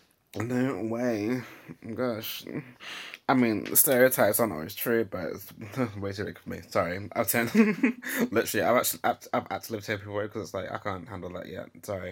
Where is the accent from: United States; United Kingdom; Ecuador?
United Kingdom; Nottingham, East Midlands; oh, so you're from Nottingham. Oh, so you know about these kind of things then?